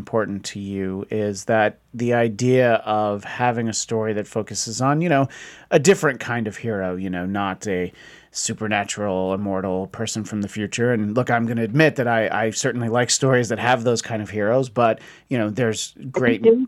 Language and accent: English; New York, United States; now in Southern California, United States; I grew up not too far, again, not in a military family, but just geographically, West Point wasn't far from where I was from